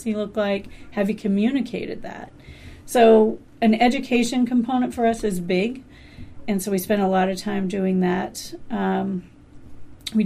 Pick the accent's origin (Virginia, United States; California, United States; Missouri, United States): Missouri, United States; Tom Sawyer, Huck Finn territory; now in Alaska, United States; being from Tom Sawyer, Huck Finn territory